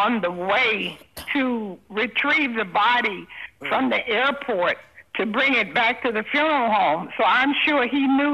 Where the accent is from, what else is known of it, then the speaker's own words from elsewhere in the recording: Miami, Florida, United States; I am from Miami